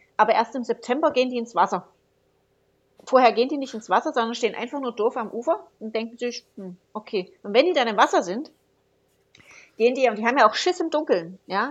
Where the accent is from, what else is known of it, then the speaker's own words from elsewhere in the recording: Saxon Switzerland, Saxony, Germany; ich komme ja aus Sächsische Schweiz, ist das in der Nähe vom Erzgebirge.